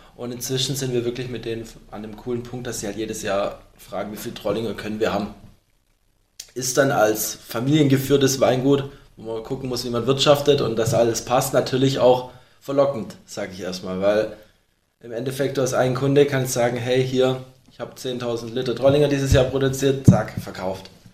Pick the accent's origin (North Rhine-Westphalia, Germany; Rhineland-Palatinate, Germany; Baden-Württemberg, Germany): Baden-Württemberg, Germany; wir sind alle aus Württemberg hier